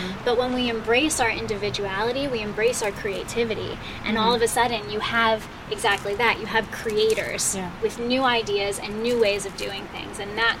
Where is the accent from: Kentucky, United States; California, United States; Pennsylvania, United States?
Pennsylvania, United States; Allentown; moved away; But then I moved out here from Allentown, Pennsylvania, and I started shopping in the shopping marts